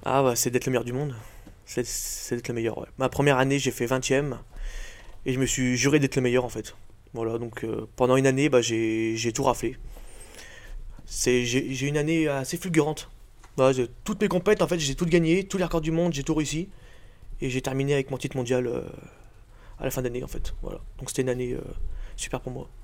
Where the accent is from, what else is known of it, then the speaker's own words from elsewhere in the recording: Revonnas, Auvergne-Rhône-Alpes, France; also born or lived in Bourg-en-Bresse; je viens de, de Revona, mais je passe tout mon temps à Bourg